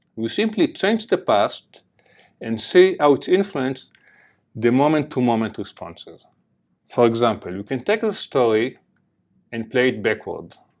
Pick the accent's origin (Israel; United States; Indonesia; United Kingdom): Israel; Jerusalem, Jerusalem District; accent: heavy accent; moved away; I grew up in Jerusalem, in the border between East Jerusalem and West Jerusalem.